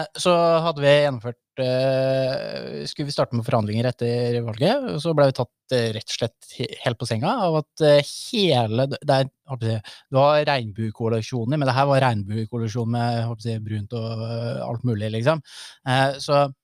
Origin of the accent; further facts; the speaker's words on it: Gjøvik, Innlandet, Norway; Jeg er ikke bare Gjøvik-gutt, jeg er Kopperud-gutt